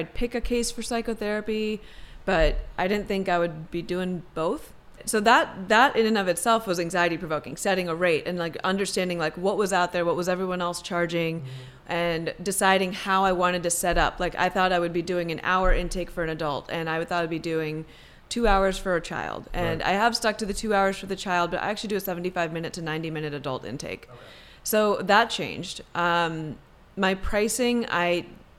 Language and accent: English; Maryland, United States; also born or lived in India / Madison, Wisconsin; we lived in Wisconsin for 8 years, then moved to Maryland, and I grew up in Maryland in the suburbs.